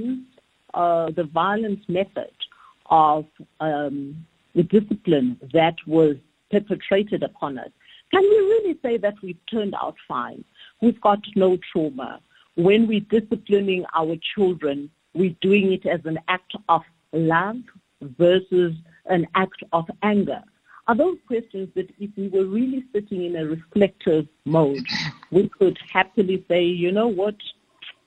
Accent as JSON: {"language": "English", "country": "South Africa", "said": "as South African parents and caregivers"}